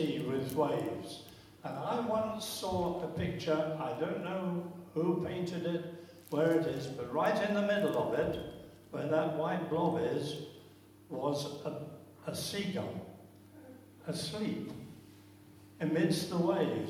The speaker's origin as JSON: {"language": "English", "region": "London", "country": "United Kingdom", "moved": "yes", "said": "As a Londoner"}